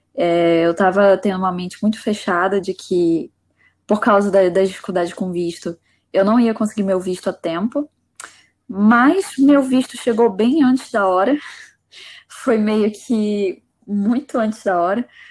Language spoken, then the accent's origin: Portuguese; Manaus, Amazonas, Brazil; moved away as an adult; now in Coimbra, Portugal; Eu sou de Manaus, Amazonas